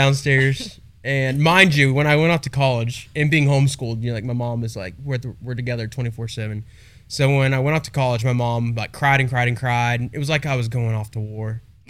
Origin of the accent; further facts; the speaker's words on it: Cocoa Beach, Florida, United States; now in Texas, United States; we're from Cocoa Beach, Florida.